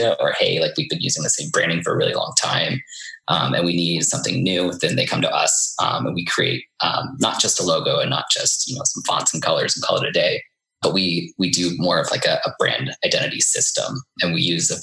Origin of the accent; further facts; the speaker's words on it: Iowa, United States; moved away as an adult; also born or lived in New York City; I'm from Iowa originally.